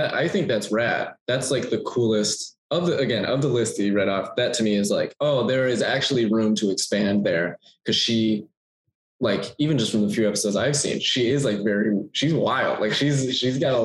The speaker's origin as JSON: {"language": "English", "region": "Texas", "country": "United States", "tie": "born or raised there", "also_born_or_lived": "California", "moved": "as an adult", "lives_now": "Los Angeles, United States", "said": "I was born in California and then moved to Texas"}